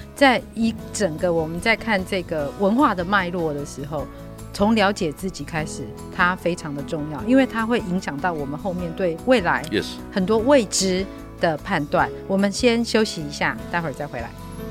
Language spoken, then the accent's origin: Chinese; central Taiwan, Taiwan; 其实我是中部人嘛，我妈妈是台中人，我外公外婆是鹿港人，我爸爸是彰化人，我，我，我完全就是个中部人